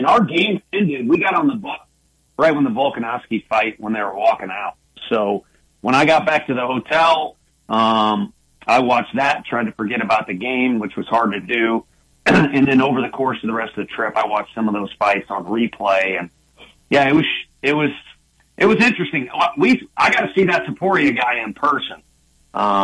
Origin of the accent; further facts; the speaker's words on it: St. Louis, Missouri, United States; moved away; as a St. Louis kid